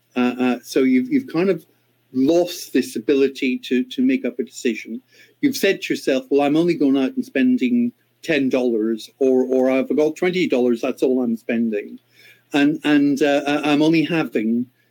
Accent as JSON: {"language": "English", "country": "Ireland", "moved": "yes", "said": "my home country of Ireland"}